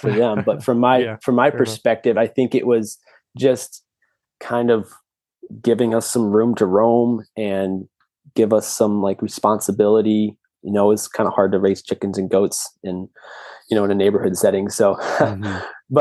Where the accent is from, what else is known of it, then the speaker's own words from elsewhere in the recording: central Massachusetts, United States; also born or lived in St. Louis, Missouri; grew up in suburbia in central Massachusetts, actually. I was born in St. Louis, Missouri, and my parents moved to the East Coast